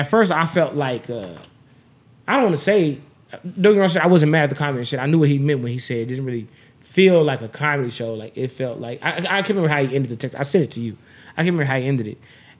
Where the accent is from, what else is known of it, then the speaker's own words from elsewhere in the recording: New York, United States; Nigga, I'm from New York. I seen these niggas.